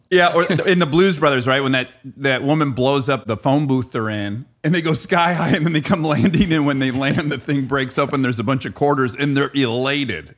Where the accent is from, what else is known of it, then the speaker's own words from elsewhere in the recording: Michigan, United States; moved away; I also grew up in a very blue-collar area of Michigan